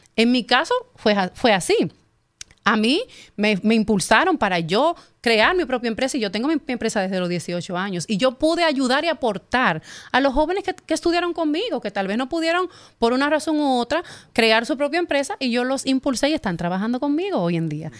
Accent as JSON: {"language": "Spanish", "town": "Herrera", "region": "Distrito Nacional", "country": "Dominican Republic", "said": "Yo soy de Herrera. Yo vengo de Herrera de la calle 4 de Herrera"}